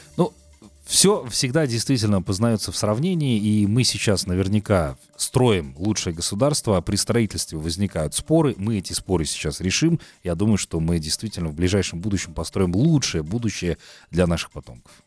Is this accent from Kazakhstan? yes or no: yes; Kazakhstan; действительно мы с тобой казахи